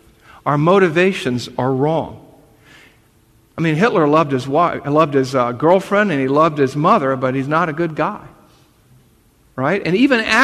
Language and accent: English; the South, United States; accent: Southern